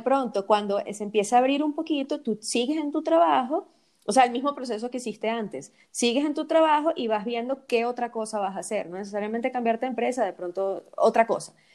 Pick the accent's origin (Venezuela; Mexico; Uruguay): Venezuela; nosotras que somos venezolanas